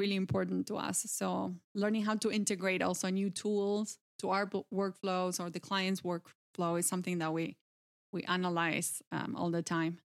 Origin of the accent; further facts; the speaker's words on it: Santa Fe, Argentina; English is a second language; I am originally from Argentina. Um, I grew up in a small agricultural town, uh, in the province of Santa Fe